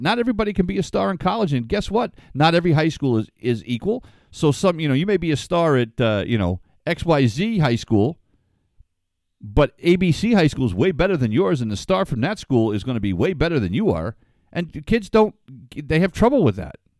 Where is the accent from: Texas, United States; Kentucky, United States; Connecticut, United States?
Connecticut, United States; Ledyard; I grew up in Ledger, Connecticut, where Foxwoods is now